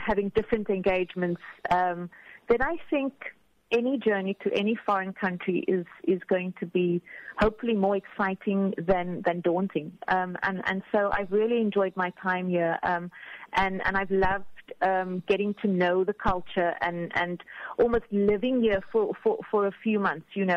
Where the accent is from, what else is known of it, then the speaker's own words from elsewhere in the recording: Cape Town, Western Cape, South Africa; moved away as an adult; also born or lived in Abu Dhabi / Dubai; now in Qatar; I'm from Cape Town and the Western Cape